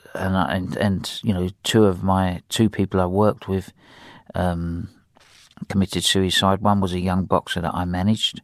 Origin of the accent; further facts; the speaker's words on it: England, United Kingdom; accent: English; my English accent